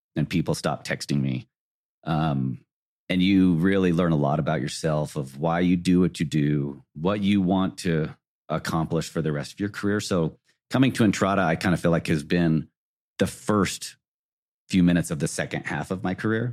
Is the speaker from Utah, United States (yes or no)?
yes; South Jordan, Utah, United States; I grew up in South Jordan